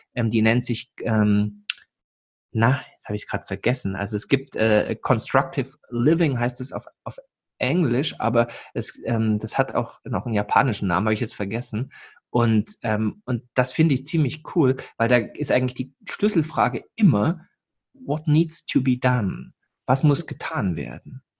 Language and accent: German; East Germany, Germany; moved away; als alter Ossi, so geboren in der DDR, aufgewachsen, dann mit 13 die Wende